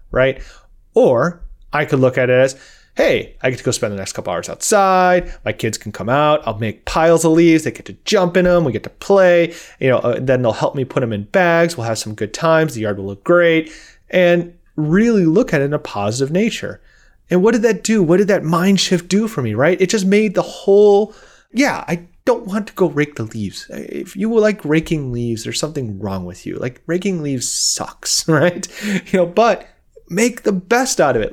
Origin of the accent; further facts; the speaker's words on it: Midwest, United States; I'm from the Midwest.